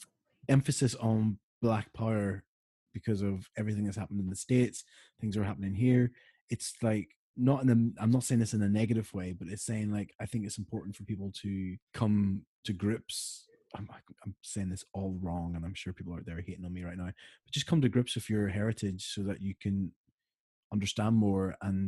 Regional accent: Ireland; whenever I mention to anyone that I'm Irish, they're like, "Oh, I'm Irish."

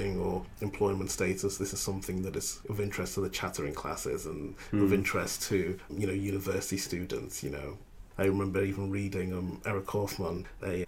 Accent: Liverpool, North West England, United Kingdom; also born or lived in Ghana; the place where I grew up in the United Kingdom, which is, you know, Liverpool

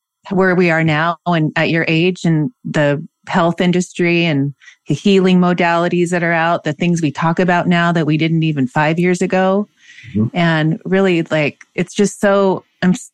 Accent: Seattle, Washington, United States; now in San Diego, United States; I grew up in Seattle, so we used to go up to Vancouver a lot. I'm in San Diego now.

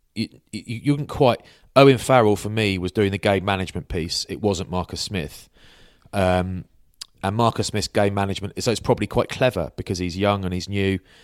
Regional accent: England, United Kingdom; I'm English

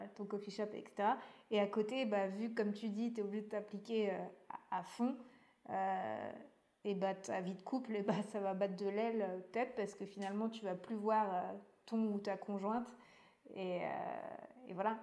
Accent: Breton, Brittany, France; c'est en tant que bretonne

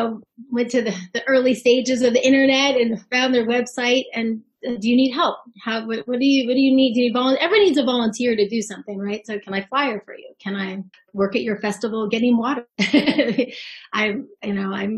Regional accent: Bay Area, California, United States; I grew up in the Bay Area

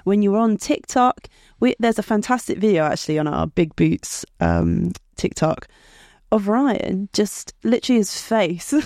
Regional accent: United Kingdom; I'm a British citizen

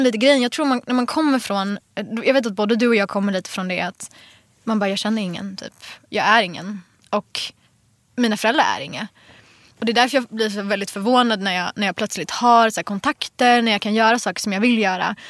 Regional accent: Jordbro, Stockholm County, Sweden; also born or lived in Enskede; jag flyttade ju från Jordbro. Eh, när jag var, jag vet inte, 12

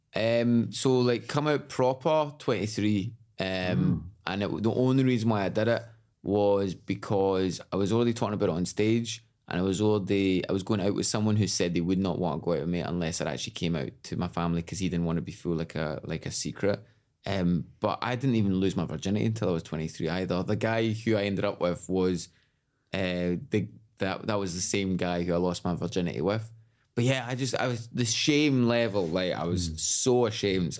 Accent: Glasgow, Scotland, United Kingdom; moved away as an adult; I moved away from Glasgow when I was 18

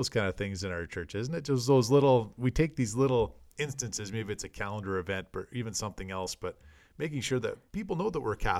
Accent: Canada; as us Canadian listeners would know, Guy Lafleur, great Montreal Canadian.

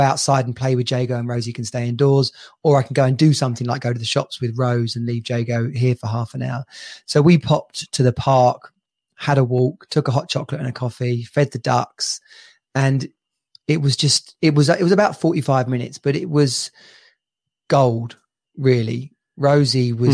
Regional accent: England, United Kingdom

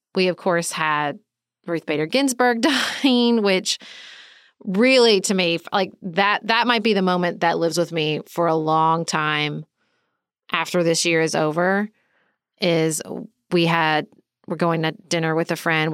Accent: United States; as an American

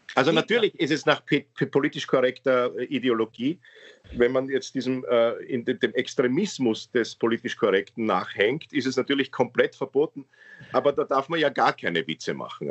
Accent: Austria; Ich bin hier geboren

